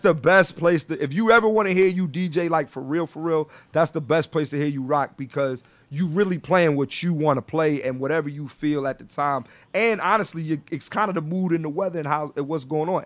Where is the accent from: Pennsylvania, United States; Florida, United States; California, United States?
Pennsylvania, United States; Philadelphia; moved away as an adult; also born or lived in New York; now in Los Angeles, United States; I grew up in Philly, went to college in Philly